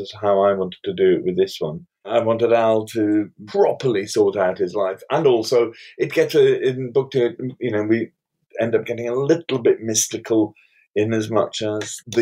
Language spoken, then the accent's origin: English; Cullercoats, North East England, United Kingdom; Colourcoats, which is where I grew up